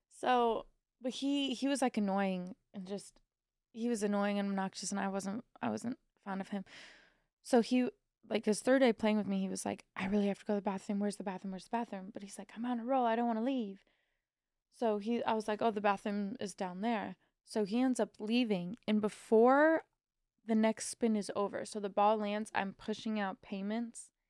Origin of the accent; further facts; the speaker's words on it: Missouri, United States; I'm from Missouri